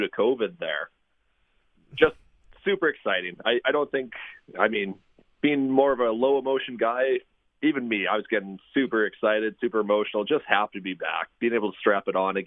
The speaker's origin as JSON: {"language": "English", "region": "Saskatchewan", "country": "Canada", "tie": "born or raised there", "said": "my family's here. I grew up here. I've got a lot of pride in the province"}